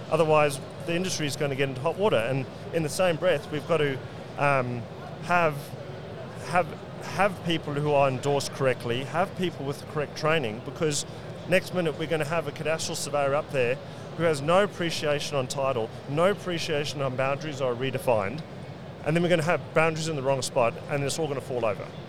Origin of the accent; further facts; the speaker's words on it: South Africa; moved away as an adult; now in Brisbane, Australia; growing up in South Africa